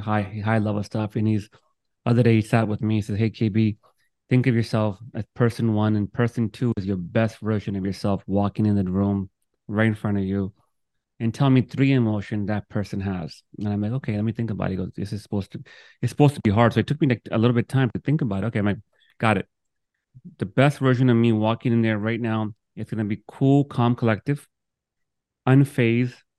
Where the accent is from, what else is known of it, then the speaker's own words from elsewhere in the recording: New York, United States; also born or lived in Miami, Florida; I'm from Brooklyn